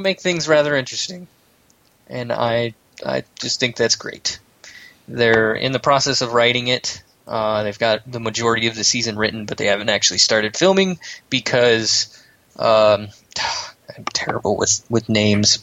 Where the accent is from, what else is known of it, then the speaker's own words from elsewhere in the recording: United States; I'm an American